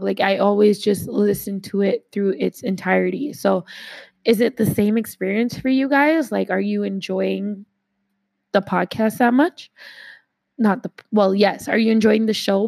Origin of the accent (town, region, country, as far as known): Canada